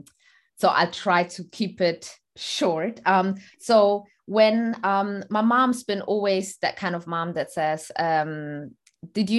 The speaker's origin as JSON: {"language": "English", "town": "Stuttgart", "region": "Baden-Württemberg", "country": "Germany", "tie": "born or raised there", "also_born_or_lived": "Eritrea", "moved": "as an adult", "lives_now": "London, United Kingdom", "said": "I am originally from Eritrea and I was born in Stuttgart, Germany. And then I moved to the UK, London, after I finished my school"}